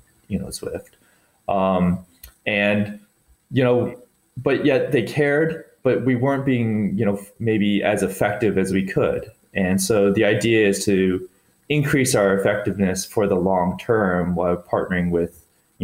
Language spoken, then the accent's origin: English; Boulder, Colorado, United States; I grew up in Boulder, Colorado, where you're just completely engrossed in cycling and fitness and triathletes